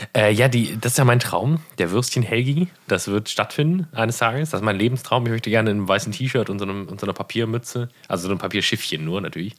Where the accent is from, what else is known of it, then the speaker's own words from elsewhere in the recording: Erkrath, North Rhine-Westphalia, Germany; in Hochdahl, wo ich aufgewachsen bin